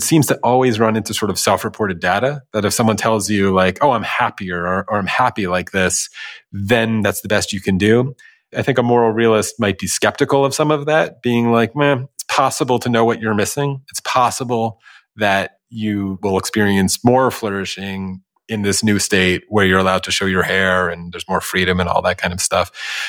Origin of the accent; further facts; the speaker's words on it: United States; as an American who grew up seeing women showing their hair.